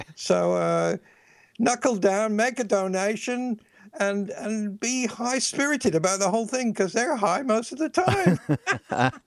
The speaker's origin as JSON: {"language": "English", "region": "England", "country": "United Kingdom", "said": "I'm from England"}